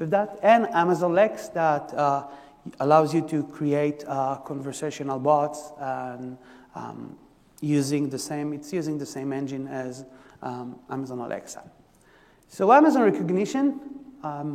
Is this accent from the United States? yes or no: no; Israel; English is a second language; moved away; so I'm originally from Israel, you can hear from the by the accent